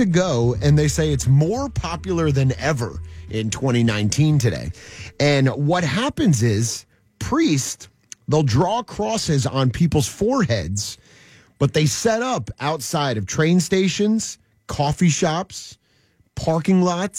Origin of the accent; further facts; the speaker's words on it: New Jersey, United States; my home state of the beautiful state of New Jersey.